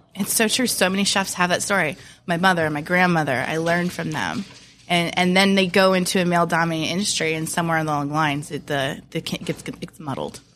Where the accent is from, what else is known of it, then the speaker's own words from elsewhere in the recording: Williamsburg, Virginia, United States; now in Tampa, United States; I'm from Williamsburg, Virginia